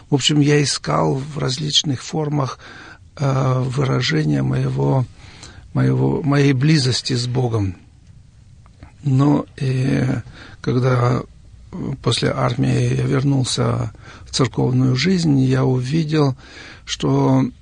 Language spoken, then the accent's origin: Russian; Kyrgyzstan; moved away as an adult; also born or lived in Siberia, Russia / Kazakhstan; now in Germany; Я родился в Сибири в 1950 году. Потом мои родители переехали с нами маленькими детьми в Казахстан. Из Казахстана, после того, как отец освободился из тюрьмы, мы переехали в Киргизию.